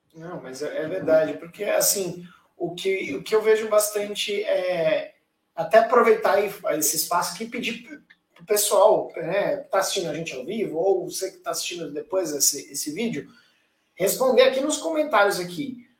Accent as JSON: {"language": "Portuguese", "country": "Brazil", "said": "nós como brasileiros"}